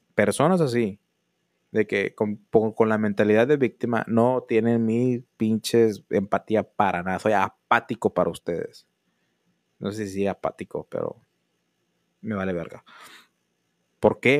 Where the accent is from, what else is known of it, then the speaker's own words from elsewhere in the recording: northern Mexico, Mexico; somos mexicanos del norte